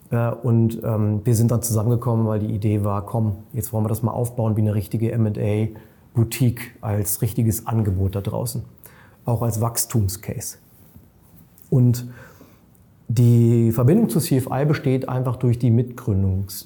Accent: Munich, Bavaria, Germany; Ich selber bin ja Münchner, ich liebe München

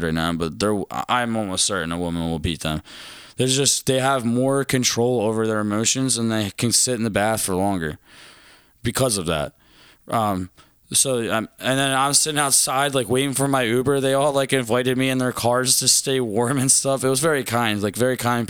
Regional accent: Philadelphia, Pennsylvania, United States; where are you from? I was like, Philadelphia.

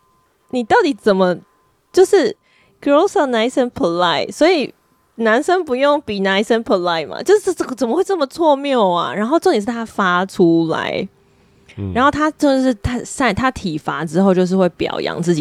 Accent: United States; 因此，我在美国长大的时候，社会教给我们的潜规则就是男人要照顾女人，be a gentleman。

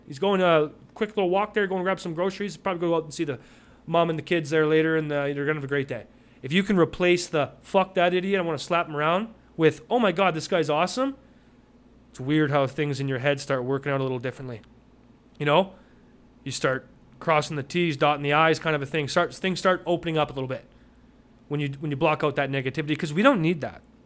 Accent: Calgary, Alberta, Canada; now in Vancouver, Canada; I grew up in Cal, in Calgary

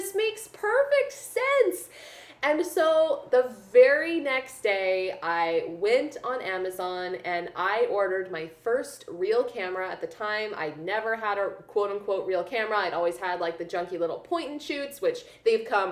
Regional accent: Columbia, Missouri, United States; moved away as an adult; also born or lived in Los Angeles, California / Kansas City; I grew up in Columbia, Missouri

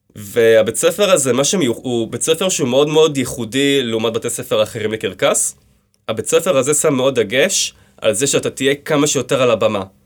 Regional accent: Hadera, Haifa District, Israel; also born or lived in Kfar HaHoresh / Pardes Hanna; אני נולדתי בחדרה, כן. בגיל אה, ארבע אה, עברנו לגור בקיבוץ כפר חורש

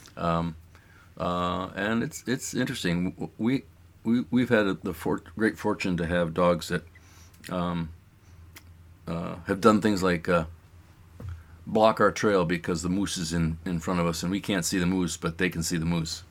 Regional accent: East Coast, United States; moved away as an adult; now in Juneau, United States; I was kind of from the East Coast

